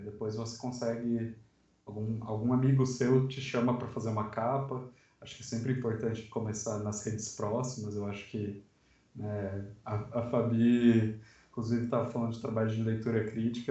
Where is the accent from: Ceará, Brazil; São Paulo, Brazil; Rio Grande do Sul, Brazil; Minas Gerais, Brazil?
São Paulo, Brazil; Sorocaba; now in Guarulhos, Brazil; Sou de Sorocaba, mas atualmente moro em Guarulhos